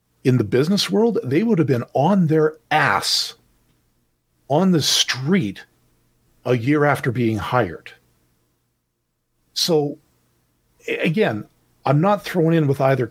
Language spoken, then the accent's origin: English; Canada; I'm Canadian